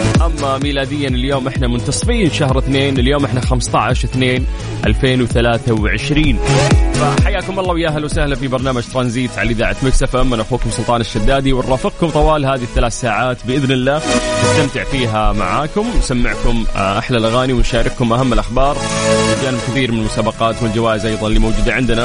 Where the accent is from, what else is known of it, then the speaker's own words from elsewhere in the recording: Saudi Arabia; عندنا في المملكة العربية السعودية